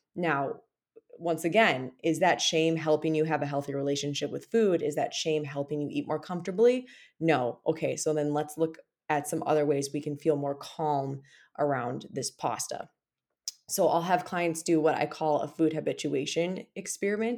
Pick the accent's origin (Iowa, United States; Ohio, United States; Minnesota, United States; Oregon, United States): Minnesota, United States; when you're a Minnesotan